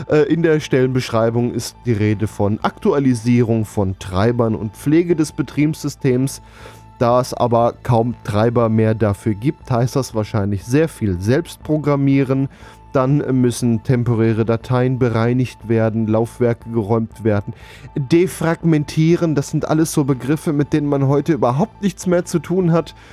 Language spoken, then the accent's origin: German; Schleswig-Holstein, Germany; Allerdings komme ich aus Nordfriesland. Ich weiß nicht, ob das jetzt so ein Problem ist.